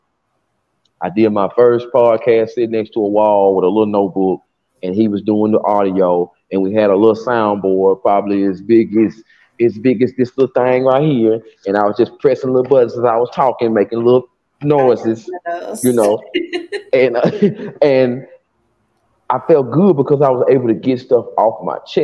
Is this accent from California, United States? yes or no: no; Decatur, Alabama, United States; from Decatur, Alabama, down south